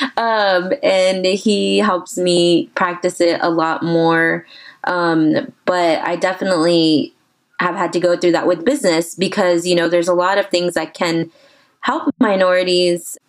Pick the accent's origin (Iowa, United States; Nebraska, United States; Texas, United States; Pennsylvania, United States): Texas, United States; San Antonio; I'm born and raised San Antonian